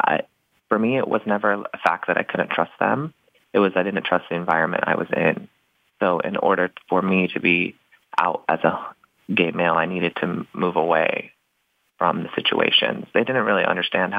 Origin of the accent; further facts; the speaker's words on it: Knoxville, Tennessee, United States; now in Los Angeles, United States; I grew up in the Knoxville, Tennessee area, so stronghold of the Bible